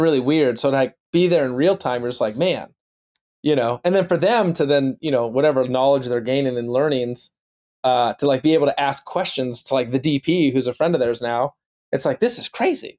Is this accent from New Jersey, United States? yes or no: no; Youngstown, Ohio, United States; now in Los Angeles, United States; I'm from Youngstown, Ohio.